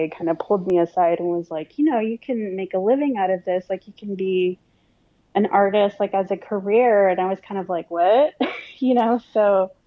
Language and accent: English; Harlingen, Texas, United States; now in San Antonio, United States; I was born and raised in South Texas in an area called the Rio Grande Valley, which is the border of South Texas and Mexico. I grew up in a little town called Harlingen